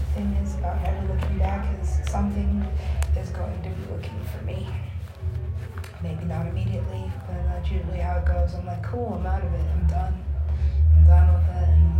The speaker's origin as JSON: {"language": "English", "country": "United States", "moved": "yes", "said": "I'm American, I look American"}